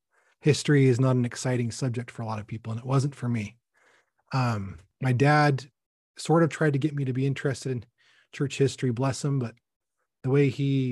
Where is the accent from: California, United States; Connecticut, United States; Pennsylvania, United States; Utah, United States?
Utah, United States; Salt Lake City; also born or lived in Bountiful; I was raised in Utah, Salt Lake, and also Bountiful.